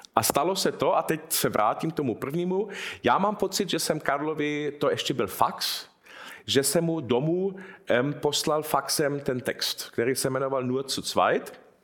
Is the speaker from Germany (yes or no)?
yes; Munich, Bavaria, Germany; jsem se narodil v Mnichově